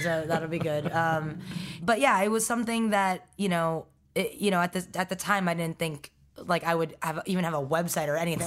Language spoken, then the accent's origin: English; New York City, New York, United States; also born or lived in Stony Brook, Long Island; I was raised in Forest Hills, Queens